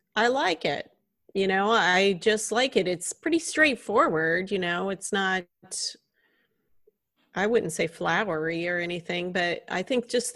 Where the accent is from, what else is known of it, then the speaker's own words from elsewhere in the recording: the South, United States; I'm from the South